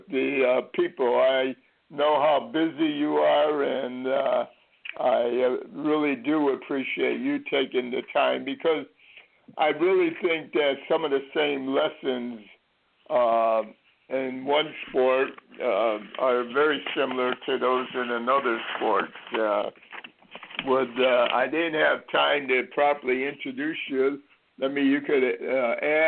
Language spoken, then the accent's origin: English; Connecticut, United States; when I was brought up in Connecticut